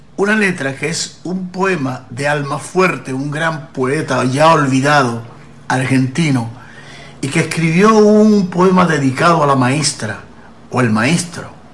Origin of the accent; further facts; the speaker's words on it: Puerto Rico; yo como ciudadano puertorriqueño